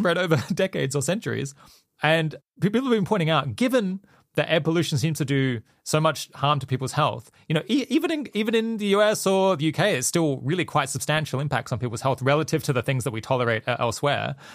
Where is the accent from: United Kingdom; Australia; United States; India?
Australia; when I was growing up in Australia